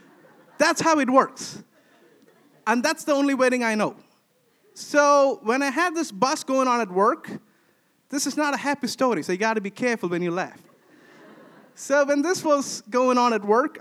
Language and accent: English; India; moved away as an adult; now in Sweden; for me as an Indian